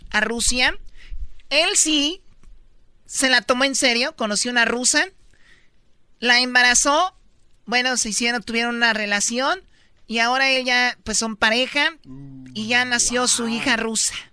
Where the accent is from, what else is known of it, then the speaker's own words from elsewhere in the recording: Mexico; soy mexicana, estoy en México, ¿cuánto me costaría un trámite para sacar mi visa, para venir acá?